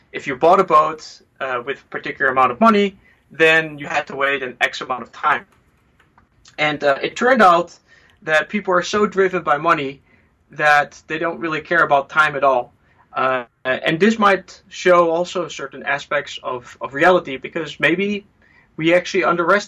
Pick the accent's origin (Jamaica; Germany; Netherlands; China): Netherlands; moved away; I'm originally from the Netherlands